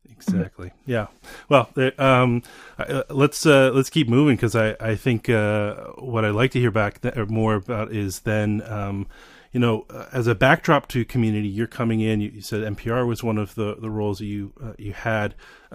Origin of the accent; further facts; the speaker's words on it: Austin, Texas, United States; I'm born in Austin.